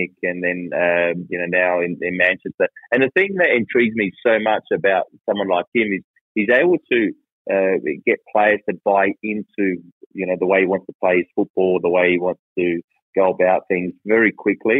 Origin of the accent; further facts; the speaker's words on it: Australia; As Australian as I am